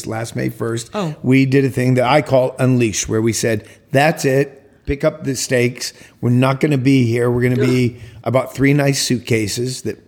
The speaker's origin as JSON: {"language": "English", "country": "United States", "moved": "as an adult", "lives_now": "France", "said": "the arrogant American, me"}